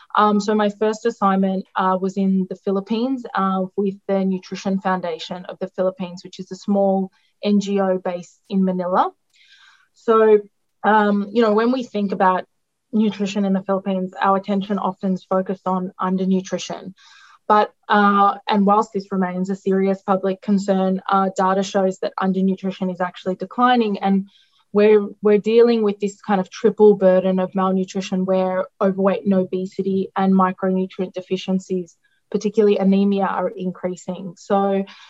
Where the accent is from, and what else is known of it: Melbourne, Victoria, Australia; born or raised there; first language Greek; English is a second language; moved away as an adult; also born or lived in Italy; now in Laos